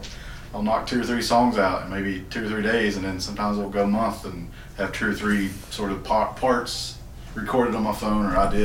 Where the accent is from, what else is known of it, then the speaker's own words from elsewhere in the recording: Eastern Kentucky, United States; I'm from Eastern Kentucky too. So I mean, I grew up, around bluegrass music